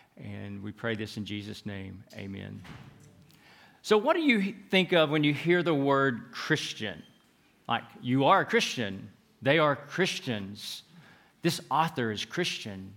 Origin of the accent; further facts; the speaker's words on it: United States; in the United States where I'm from